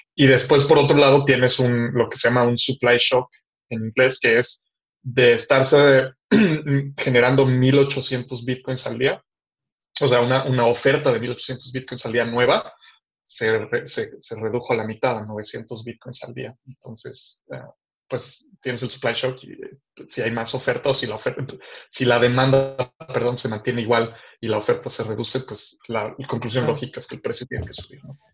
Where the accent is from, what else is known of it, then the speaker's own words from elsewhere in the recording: Mexico City, Mexico; moved away as an adult; also born or lived in Guadalajara; now in Los Angeles, United States; yo soy de la Ciudad de México